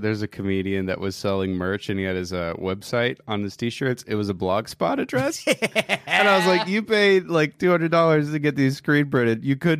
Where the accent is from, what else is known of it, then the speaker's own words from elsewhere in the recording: Pennsylvania, United States; It was like, my mama, Pennsylvania. My dad from Pennsylvania. You mix that pencil with that Vania. I am from Pennsylvania.